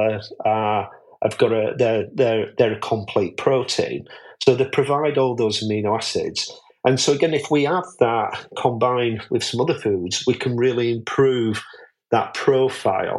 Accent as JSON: {"language": "English", "region": "Yorkshire and the Humber", "country": "United Kingdom", "said": "I'm a Yorkshireman"}